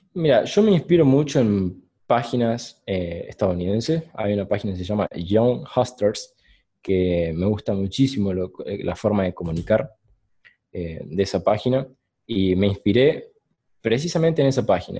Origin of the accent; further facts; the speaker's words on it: Córdoba, Argentina; also born or lived in San Martín, Buenos Aires / Oliva, Córdoba; Yo soy de Buenos Aires, San Martín. Sí. Me mudé a los ocho años a Córdoba y a Córdoba, Cativo específicamente, un pueblo del interior, durante, y ahí viví, durante 10, 11 años.